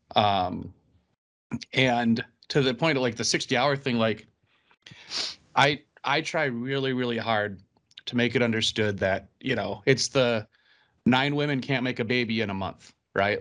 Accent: Minnesota, United States; we're Minnesotan

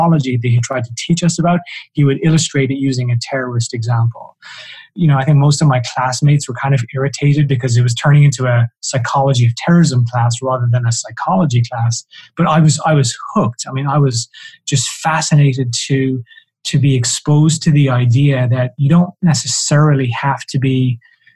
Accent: south of Ireland, Ireland; I'm Irish, and so, you know, people tend to assume that I was somehow affected by the troubles in Northern Ireland, and nothing could be further from the truth. I grew up in the south of Ireland

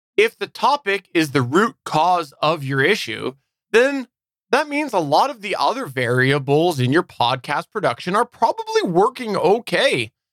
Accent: Canada; I'm Canadian

